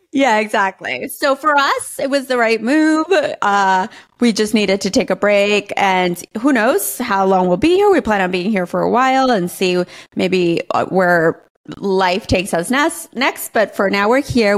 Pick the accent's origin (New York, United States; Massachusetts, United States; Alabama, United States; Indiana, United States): New York, United States; New York City; moved away as an adult; now in Austin, United States; I grew up in New York City my whole life. And I am a New York City girl